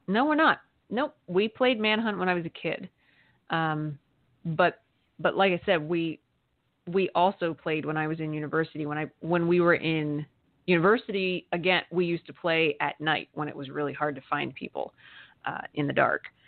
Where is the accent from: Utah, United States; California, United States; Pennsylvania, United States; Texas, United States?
Pennsylvania, United States; Amish country in; I grew up in Amish country in Pennsylvania